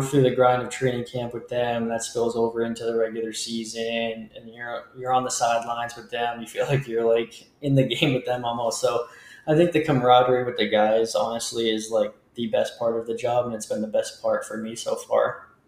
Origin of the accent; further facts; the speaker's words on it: Leominster, Massachusetts, United States; I grew up just outside of Boston um, in a smaller city, Leominster, Massachusetts